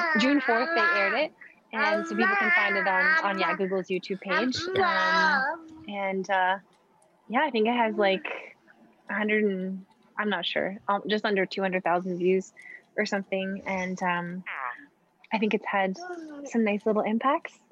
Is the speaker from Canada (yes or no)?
yes; Edmonton, Alberta, Canada; from my home, like from Edmonton, from my hometown